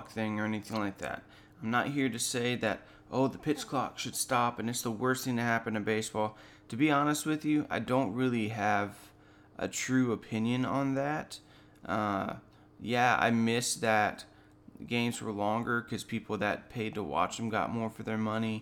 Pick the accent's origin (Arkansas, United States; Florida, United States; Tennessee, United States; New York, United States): Florida, United States; Lynn Haven; I got elected for office here in my hometown of Lynn Haven, Florida